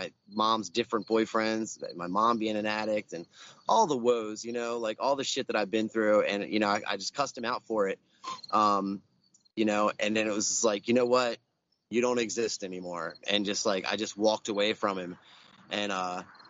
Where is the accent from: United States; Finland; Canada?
United States; Baltimore, Maryland; I grew up in Southwest Baltimore, in Morrill Park